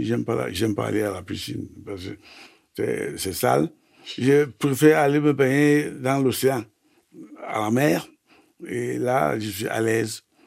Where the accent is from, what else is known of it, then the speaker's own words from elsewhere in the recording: Yabassi area, Sanaga-Maritime, Littoral, Cameroon; moved away; Je suis né euh, à Lokam, au Cameroun, à Yasuku, dans Saranga-Maritime. J'ai grandi euh, à côté des deux fleuves d'abord euh, la sanaga et puis l'oignon